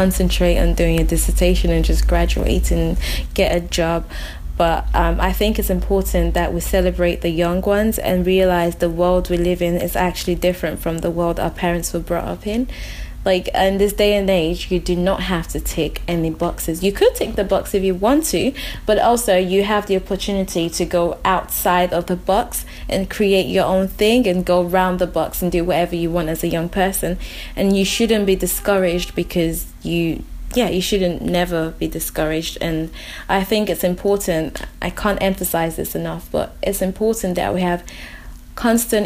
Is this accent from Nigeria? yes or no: yes; Nigeria; English is a second language; now in United Kingdom; Growing up in Nigeria, I went to Eton, which is a colonial British primary school